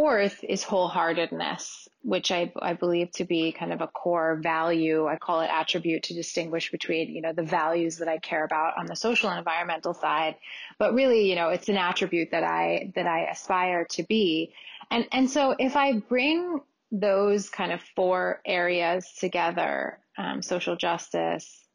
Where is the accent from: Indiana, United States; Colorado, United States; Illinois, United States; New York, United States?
New York, United States; New York City; I grew up in New York City.